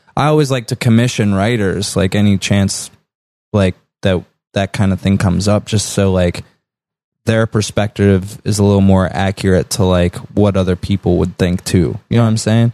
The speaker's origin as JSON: {"language": "English", "town": "Butler", "region": "Pennsylvania", "country": "United States", "also_born_or_lived": "North Side, Pittsburgh", "moved": "as an adult", "lives_now": "Pittsburgh, United States", "said": "we're originally from Butler, and we recently just moved to, like, north, like, actually just m, last month"}